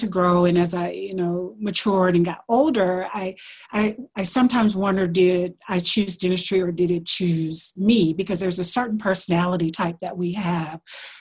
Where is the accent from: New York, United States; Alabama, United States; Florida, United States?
Alabama, United States; moved away; also born or lived in Washington, D.C.; I am from Alabama, so I went to school there.